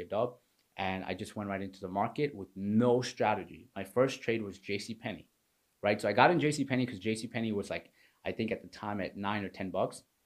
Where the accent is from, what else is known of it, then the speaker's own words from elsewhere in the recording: New York, United States; moved away as an adult; also born or lived in Pakistan; now in Florida, United States; So I was raised in New York. I was born in Pakistan